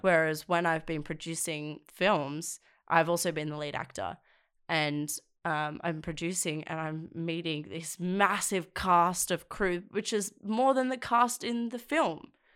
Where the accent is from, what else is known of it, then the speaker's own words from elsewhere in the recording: South Coast, New South Wales, Australia; moved away as an adult; now in Sydney, Australia; I'm from the South Coast. Um, and it really affected the areas I grew up